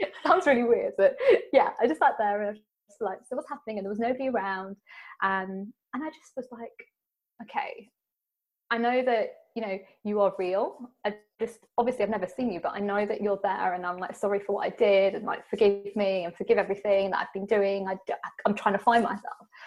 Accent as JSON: {"language": "English", "country": "United Kingdom", "said": "being British and being Indian"}